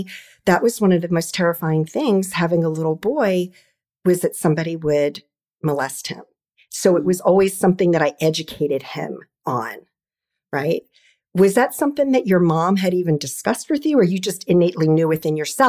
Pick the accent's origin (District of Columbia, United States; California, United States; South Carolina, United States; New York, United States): District of Columbia, United States; D.C. metro area; I'm an East Coast girl and I've been in the DC metro area my entire life.